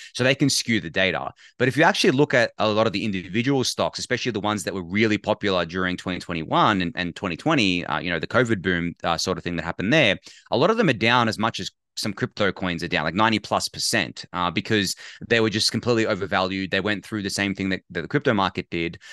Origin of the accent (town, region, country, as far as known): Australia